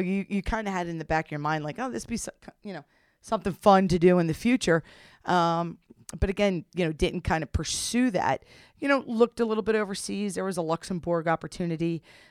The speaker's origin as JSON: {"language": "English", "region": "New Jersey", "country": "United States", "said": "I came up there from South Jersey, played at Fairfield U"}